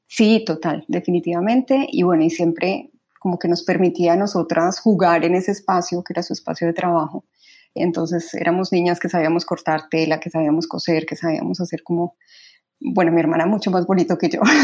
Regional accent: Medellín, Antioquia, Colombia; moved away as an adult; also born or lived in Bogotá; Yo nací en Bogotá, sin embargo, toda mi infancia, adolescencia y de hecho hasta los 25 años viví en Medellín.

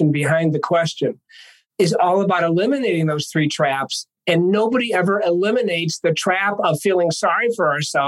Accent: Ithaca, New York, United States; moved away as an adult; also born or lived in Minneapolis, St. Paul; now in Denver, United States; I was born in Ithaca, New York in 1958, before indoor plumbing. And 22 years later, after graduating from Cornell University

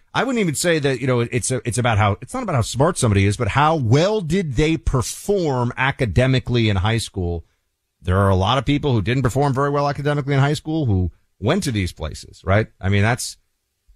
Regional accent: New York City, New York, United States; growing up in New York City

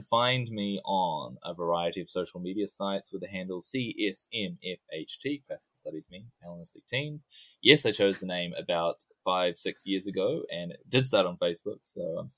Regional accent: New Zealand; accent: New Zealand; my New Zealand accent

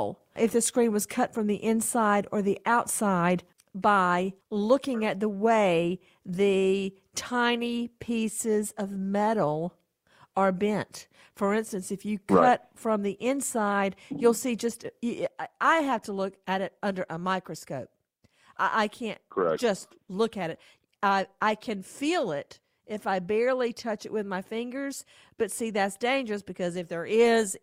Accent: Bibb County, Georgia, United States; moved away; I grew up in Bibb County.

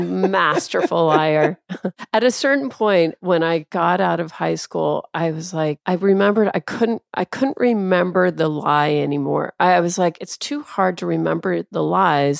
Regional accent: Tacoma, Washington, United States; also born or lived in Clovis, New Mexico; Yeah, so I, I grew up in Tacoma. I was born in Clovis, New Mexico

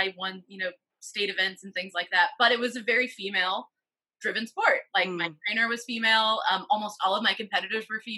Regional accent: Middle Tennessee, United States; moved away; I grew up in Middle Tennessee

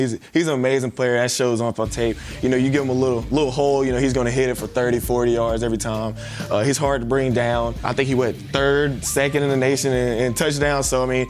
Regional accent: South Carolina, United States; I'm from South Carolina as well, small town kid from South Carolina.

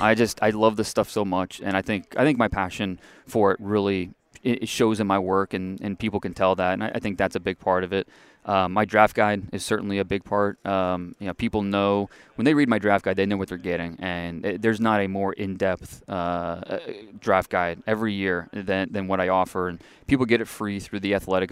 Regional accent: Ohio, United States; moved away; also born or lived in Texas; I grew up in Ohio

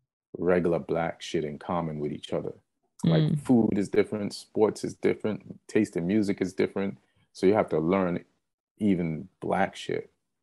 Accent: Jamaica; also born or lived in England; now in United States; I say I was like, came to America from Jamaica, but I was born in England.

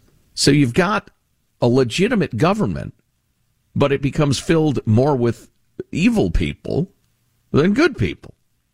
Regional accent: Chicago, Illinois, United States; I grew up in Chicagoland.

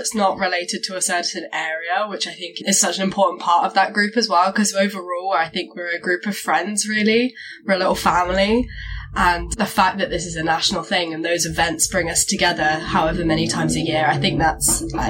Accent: Brighton, South East England, United Kingdom; moved away as an adult; now in Bath, United Kingdom; I'm 19. I'm originally from the Brighton area, but I'm at uni in Bath at the moment

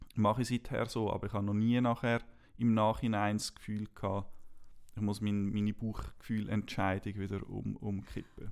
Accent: Switzerland; Ich bin in der Schweiz aufgewachsen

